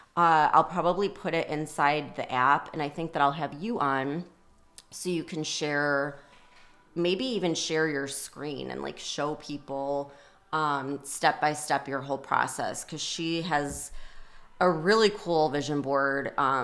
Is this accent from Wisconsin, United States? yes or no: no; Illinois, United States; I grew up outside of Chicago and it could be like a blizzard and, you know, sub-zero temperatures